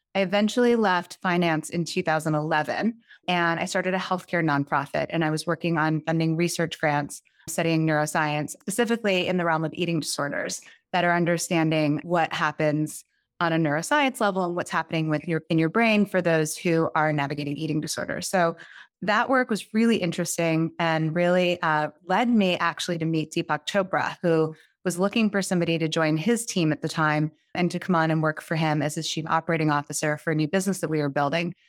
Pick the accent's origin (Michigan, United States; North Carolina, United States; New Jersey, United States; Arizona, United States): New Jersey, United States; just outside New York City, a suburb of; I grew up just outside New York City in a suburb of New Jersey.